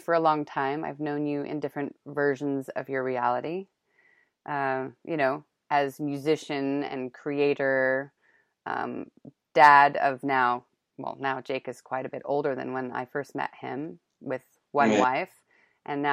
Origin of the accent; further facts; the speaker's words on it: Northern California, United States; moved away; So we're both West Coasters. I'm from Northern Cal